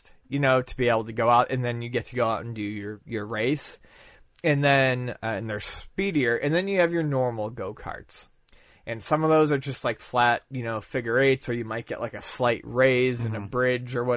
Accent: Buffalo, New York, United States; moved away; my home in my hometown of Buffalo

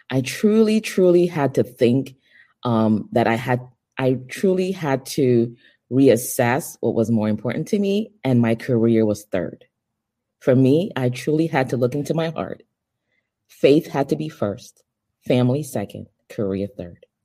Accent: Nigeria; also born or lived in Europe; now in United States; I am originally from Nigeria. Um, I consider myself a global citizen, um, born in Nigeria, raised in Europe, and um, moved to the United States in my late teens.

